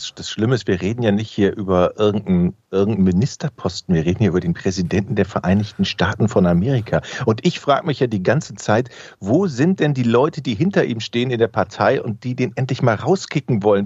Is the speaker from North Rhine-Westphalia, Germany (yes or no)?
yes; Düsseldorf, North Rhine-Westphalia, Germany; now in Hamburg, Germany; in meiner Heimatstadt Düsseldorf